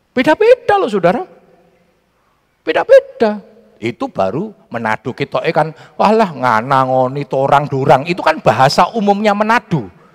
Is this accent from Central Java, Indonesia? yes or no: yes; Central Java, Indonesia; accent: Javanese (medok); also born or lived in Jakarta; aksen Jawa saya ilang